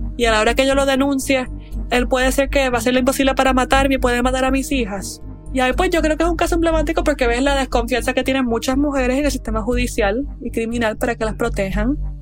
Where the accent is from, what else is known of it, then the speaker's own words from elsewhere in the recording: Puerto Rico; como mujer puertorriqueña